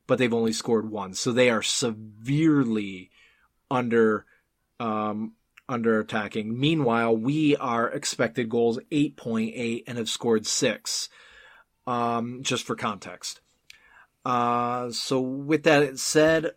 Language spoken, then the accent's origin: English; Buffalo, New York, United States; now in Seattle, United States; I didn't grow up in Seattle, I grew up in Buffalo.